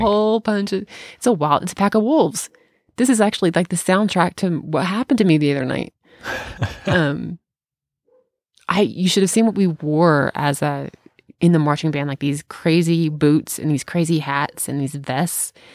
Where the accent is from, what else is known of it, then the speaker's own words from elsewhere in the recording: Bartlett, United States; moved away; back in my hometown